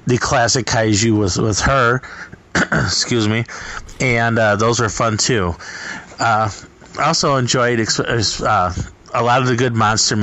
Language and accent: English; Midwest, United States; I'm from the Midwest